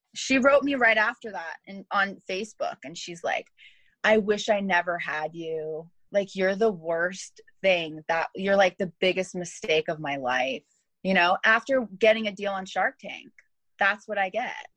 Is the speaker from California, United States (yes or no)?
yes; Los Angeles, California, United States; also born or lived in Thousand Oaks / Hollywood / Inglewood / Monterey Park; I'm born and raised in Los Angeles